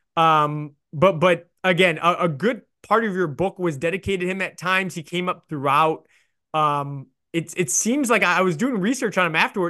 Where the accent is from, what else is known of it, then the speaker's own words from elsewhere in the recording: Chicago, Illinois, United States; I grew up in Chicago